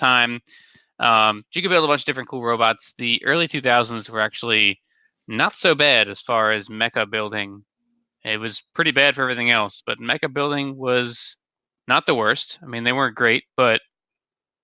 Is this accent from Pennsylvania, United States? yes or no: yes; Philadelphia, Pennsylvania, United States; I'm from Philadelphia